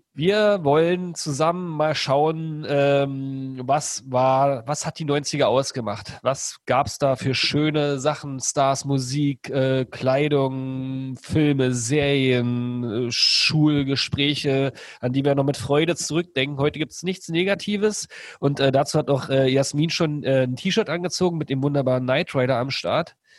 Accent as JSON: {"language": "German", "area": "outside Berlin", "region": "Brandenburg", "country": "Germany", "tie": "born or raised there", "said": "ich bin ja im Osten groß geworden, in der Platte sozusagen, außerhalb von Berlin so ein bisschen"}